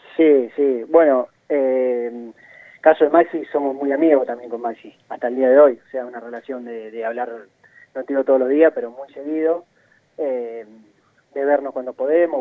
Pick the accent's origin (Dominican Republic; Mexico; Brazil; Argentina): Argentina; Junín, Buenos Aires Province; also born or lived in Chile / Colombia; yo soy de Junín y ya me instalé en Junín